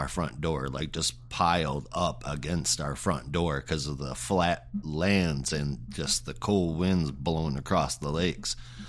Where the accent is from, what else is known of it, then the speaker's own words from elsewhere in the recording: Michigan, United States; now in Georgia, United States; I come from Michigan, and I mean, not only is that like up north, but it's surrounded by lakes